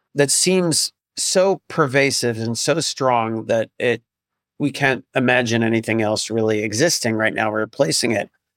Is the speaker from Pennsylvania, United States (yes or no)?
no; upstate New York, United States; my hometown in upstate New York, which is not it's not New York City, but it's you know upstate New York